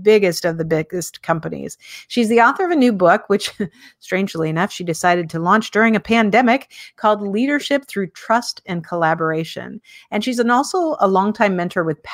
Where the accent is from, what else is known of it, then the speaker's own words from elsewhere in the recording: Spokane, Washington, United States; moved away; also born or lived in Philadelphia; my hometown of Spokane, Washington